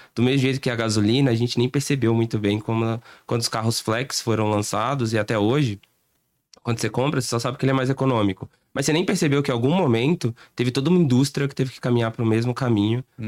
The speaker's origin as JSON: {"language": "Portuguese", "country": "Brazil", "said": "a gente é, é, é meio malandro também como brasileiro"}